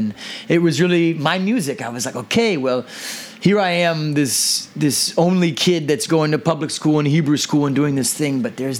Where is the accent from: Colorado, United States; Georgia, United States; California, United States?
California, United States; Pleasanton; also born or lived in Livermore, California / Sonoma, California; I'm from the East Bay, okay. From Pleasanton